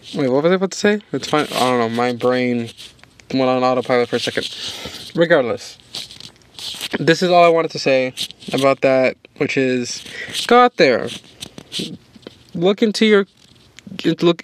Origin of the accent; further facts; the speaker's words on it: New York, United States; my home state of New York